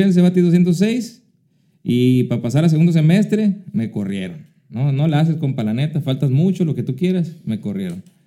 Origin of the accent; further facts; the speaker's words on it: Querobabi, Sonora, Mexico; moved away; also born or lived in Hermosillo, Sonora; La viví ahí, en Querobavi. Y yo digo, pues no, pues de ahí somos de Querobavi.